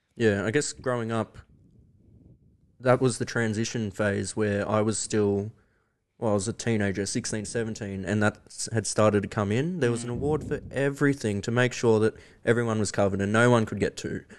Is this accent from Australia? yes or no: yes; Victoria, Australia; growing up in Victoria